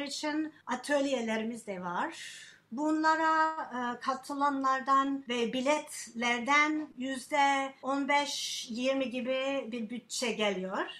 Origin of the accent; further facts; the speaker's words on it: United States; Turkish is a second language; now in Turkey; ben Amerikalıyım